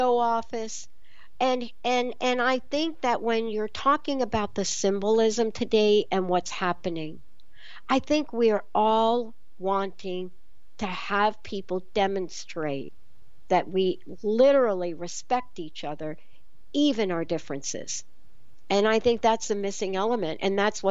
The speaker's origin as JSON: {"language": "English", "region": "New York", "country": "United States", "tie": "born or raised there", "said": "growing up in the East Coast and growing up in New York"}